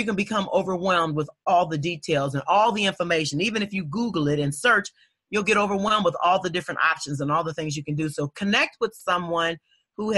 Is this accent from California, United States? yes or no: no; Dayton, Ohio, United States; born or raised there